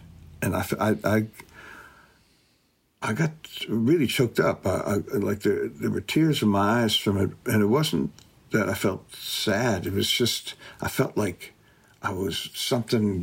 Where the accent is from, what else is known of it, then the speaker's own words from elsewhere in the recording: Detroit, Michigan, United States; I'm from Detroit